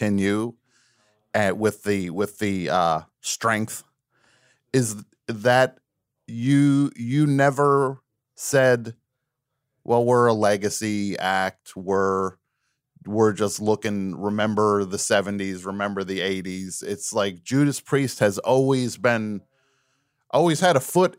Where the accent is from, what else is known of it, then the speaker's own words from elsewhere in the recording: New Jersey, United States; I grew up in New Jersey.